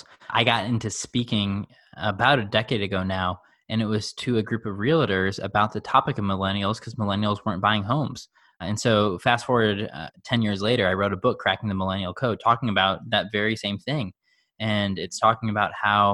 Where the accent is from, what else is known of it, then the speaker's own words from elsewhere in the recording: Chicago, Illinois, United States; I grew up in the suburbs of Chicago